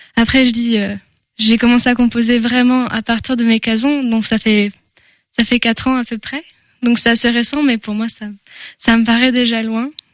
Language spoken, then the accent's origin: French; Angers, Pays de la Loire, France; first language French; je suis une angevine déjà. Je peux, je peux commencer par là. Je suis née à Angers. J'ai grandi dans une famille de musiciens.